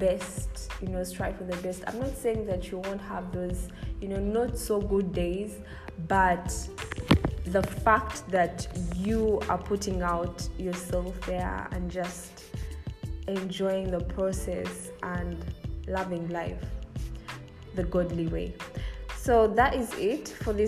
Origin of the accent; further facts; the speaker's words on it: Kampala, Central Region, Uganda; I grew up in the Kampala city